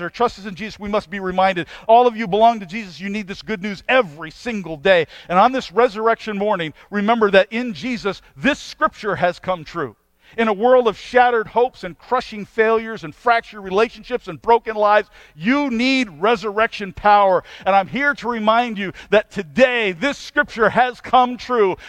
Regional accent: United States; as an American

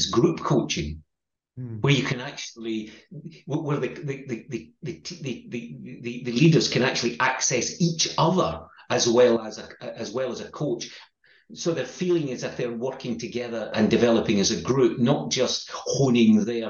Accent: Scotland, United Kingdom; accent: Scottish; my Scottish accent

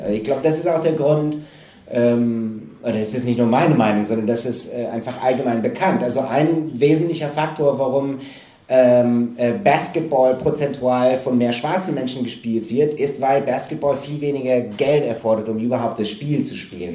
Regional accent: Green Bay, Wisconsin, United States; moved away; ich bin in Wisconsin aufgewachsen

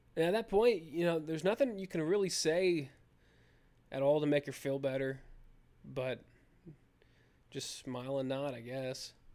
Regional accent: United States; I'm an American

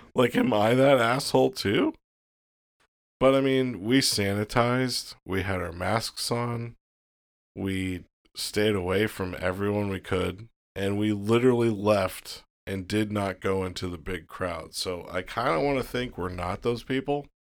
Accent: Florida, United States; I was born in Florida

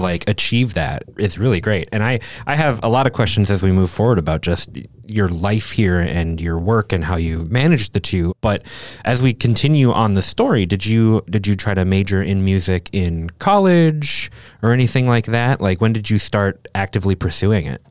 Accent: Minnesota, United States; I am also from Minnesota.

